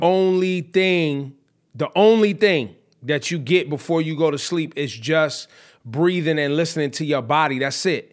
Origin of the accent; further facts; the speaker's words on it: the Bay Area, California, United States; when I was growing up in the Bay